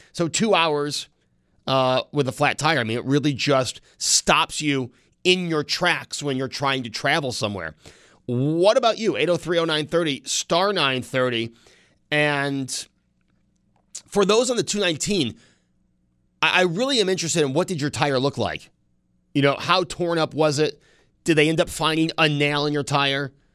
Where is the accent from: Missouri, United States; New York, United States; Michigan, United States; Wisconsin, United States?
New York, United States; Amherst; also born or lived in Williamsville, New York; I grew up in the Snyder part of Amherst. Now I'm living closer to the Clarence part of Amherst in Williamsville.